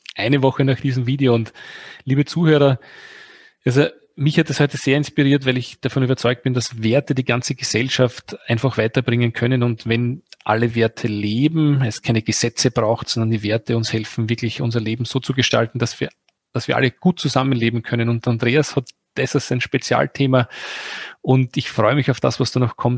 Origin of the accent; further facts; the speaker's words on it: Austria; bei uns in Österreich